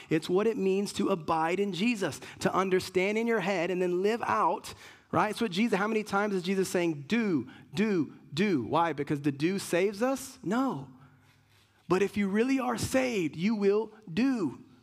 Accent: Puerto Rico; I'm Puerto Rican

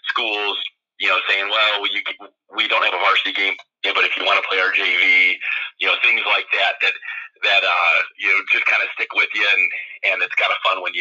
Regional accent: Perrysburg, Ohio, United States; I grew up in Perrysburg, Ohio, and, and grew up in playing junior jackets and went uh, to Perrysburg Schools through seventh grade and transferred over to Toledo Christian

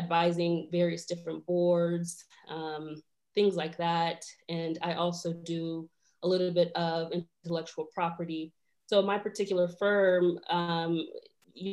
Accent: Elkhart, Indiana, United States; also born or lived in Rwanda / Kenya; We were born in Africa, spent some time in Rwanda, then lived a little bit in Kenya, and then moved to Elkhart, Indiana

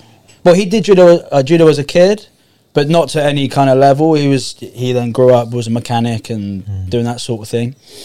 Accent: Poole, South West England, United Kingdom; In Poole, so Camford Heath, so it's near Bournemouth

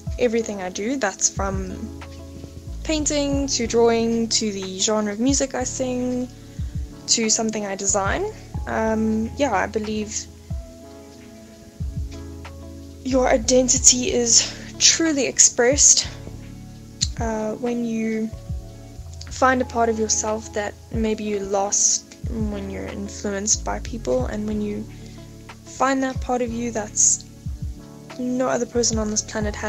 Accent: Johannesburg, Gauteng, South Africa; I'm from Joburg.

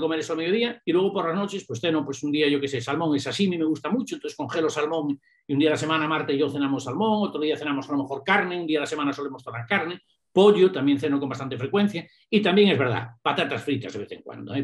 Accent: A Coruña, Galicia, Spain; also born or lived in England; una persona que viene de La Coruña, que no es una ciudad muy grande, ¿no? que vengo de La Coruña

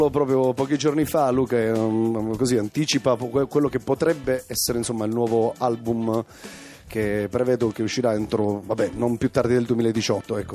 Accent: Sicily, Italy; Io sono siciliano

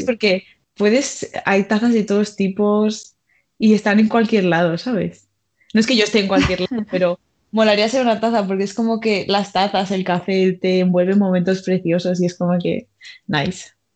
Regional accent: Mallorca, Balearic Islands, Spain; moved away as an adult; now in Madrid, Spain; también soy de Mallorca

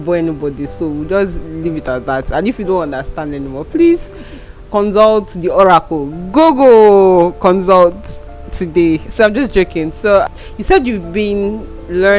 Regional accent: Nigeria; as we are navigating this 20 plus life as a Nigerian

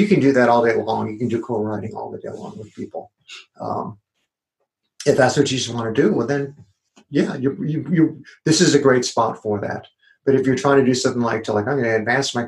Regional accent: Wisconsin, United States; moved away; I'm from Wisconsin

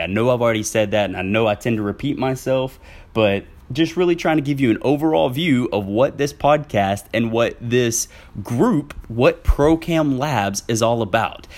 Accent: Southwest Arkansas, United States; now in Central Arkansas, United States; I am originally from Southwest Arkansas, where I s, have since moved to Central Arkansas

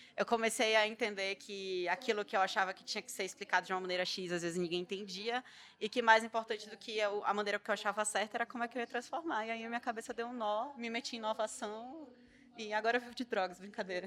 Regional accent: Pará, Brazil; eu sou paraense

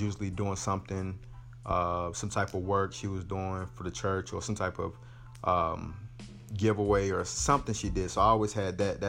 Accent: North Carolina, United States; Born and raised in North Carolina

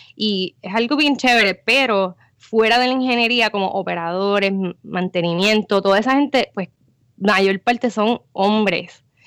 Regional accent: San Juan metropolitan area, Puerto Rico; moved away; also born or lived in Guaynabo / Cataño / Bayamón; yo soy del área metro

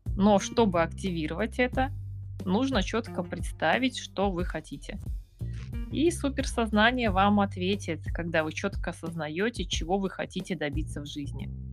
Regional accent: Yakutsk, Sakha Republic, Russia; я э, Россия, город Якутск, север

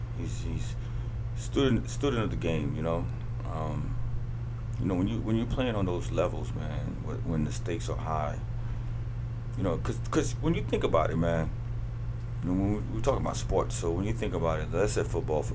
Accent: New York, United States; I was born in New York. I'm a New Yorker till I die.

